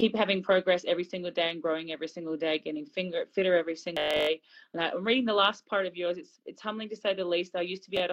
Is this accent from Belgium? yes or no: no; Australia; I'm Aussie